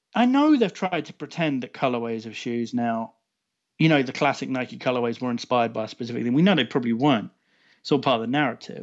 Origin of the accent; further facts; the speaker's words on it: United Kingdom; being a Brit